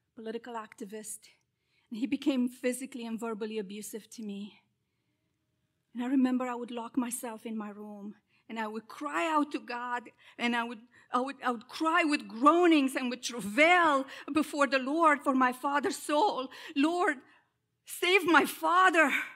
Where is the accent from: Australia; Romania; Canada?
Romania; moved away as an adult; now in United States; I am originally from Romania, and, uh, I came to the States when, uh, I was twenty years old